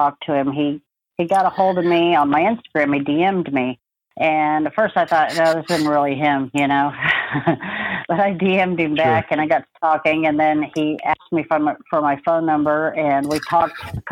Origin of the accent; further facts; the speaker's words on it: Connecticut, United States; moved away; also born or lived in Kansas; I was born in Kansas, and after first grade, we moved to Connecticut, where I grew up